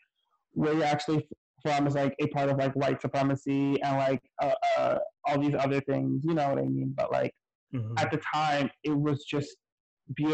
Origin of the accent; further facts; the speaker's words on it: New York City, New York, United States; I grew up in the projects, Claremont Village Projects off of Webster Ave, and Third Avenue.